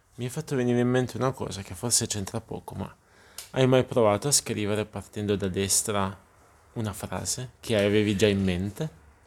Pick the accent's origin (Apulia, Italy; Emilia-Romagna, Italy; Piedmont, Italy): Apulia, Italy; gente che magari parla il dialetto pugliese, visto che siamo pugliesi